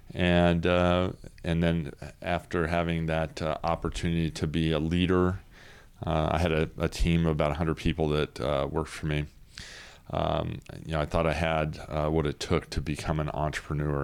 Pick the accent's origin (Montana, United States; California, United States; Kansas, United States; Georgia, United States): California, United States; Southern; moved away as an adult; also born or lived in Sacramento, California; now in Cameron Park, United States; I grew up in Southern California and, uh, came to, uh, Sacramento